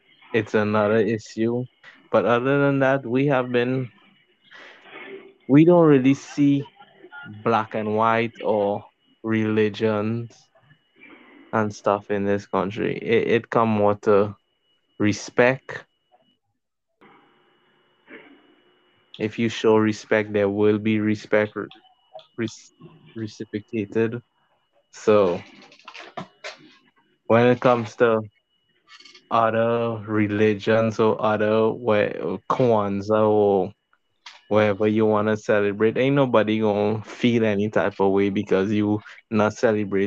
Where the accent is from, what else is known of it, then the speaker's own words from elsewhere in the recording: Trinidad & Tobago; as a Trinidadian